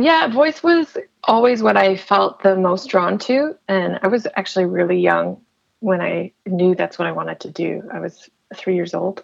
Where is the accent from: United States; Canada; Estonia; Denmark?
Canada; Chatham, Ontario; moved away as an adult; also born or lived in Windsor, Ontario; now in Toronto, Canada; I was born in Chatham and I, I lived there for uh, a lot of my life.